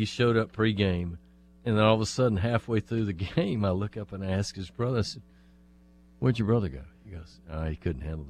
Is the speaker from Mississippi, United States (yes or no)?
yes; Centerville, Mississippi, United States; Centerville. That's my hometown, man.